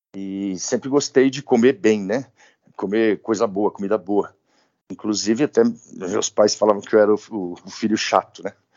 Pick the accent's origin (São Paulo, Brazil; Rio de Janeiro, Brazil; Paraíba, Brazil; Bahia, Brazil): São Paulo, Brazil; Eu sou de São Paulo, paulistano, nascido na Vila Mariana